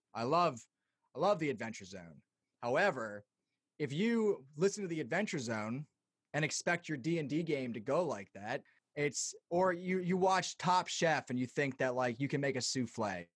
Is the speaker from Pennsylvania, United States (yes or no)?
yes; Lancaster, Pennsylvania, United States; in Lancaster, where I'm from